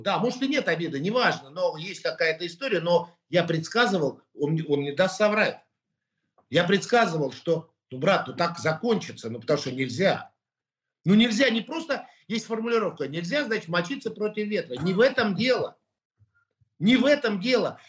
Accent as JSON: {"language": "Russian", "country": "Russia", "said": "я русский человек. Это говорю всегда и громко. Я армянин этнический, но я русский человек"}